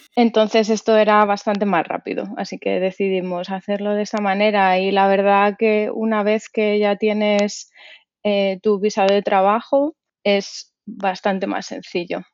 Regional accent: Madrid, Community of Madrid, Spain; moved away as an adult; now in New Brunswick, United States; yo soy de Madrid

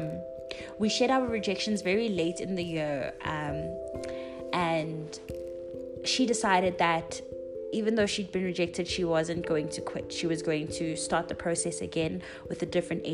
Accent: South Africa; as South African teachers, especially as young Black females

